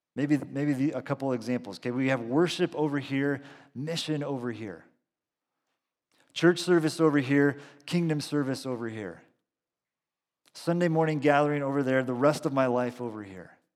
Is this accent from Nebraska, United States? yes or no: no; Salinas, California, United States; also born or lived in Boston; we're from the Central Coast, grew up in Salinas